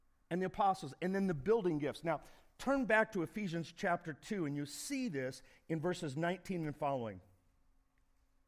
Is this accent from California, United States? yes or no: no; Indiana, United States; now in Phoenix, United States; I grew up in Indiana